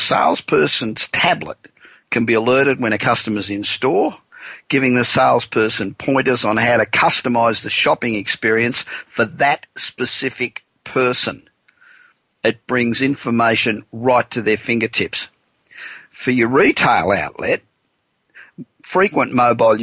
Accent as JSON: {"language": "English", "town": "Los Angeles", "region": "California", "country": "United States", "tie": "born or raised there", "said": "my hometown of Los Angeles, the City of Angels"}